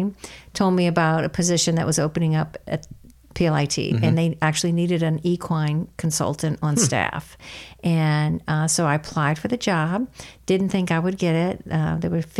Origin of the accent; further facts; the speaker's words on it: New Orleans, Louisiana, United States; moved away as an adult; also born or lived in Chicago; I was born and raised in New Orleans and still consider that my home.